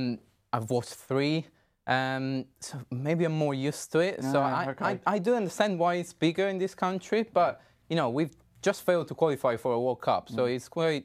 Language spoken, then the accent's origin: English; Italy; moved away as an adult; now in Kent, United Kingdom; Come September, it'll be 5 years I've been living here in the UK. And, well, I guess to play against my home country, Italy.